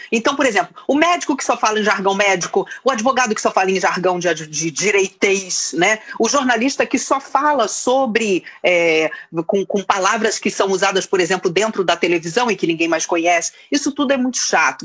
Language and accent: Portuguese; Rio de Janeiro, Brazil; moved away as an adult; now in São Paulo, Brazil; Eu fui criada no Rio de Janeiro. E até os 25 anos morei no Rio de Janeiro.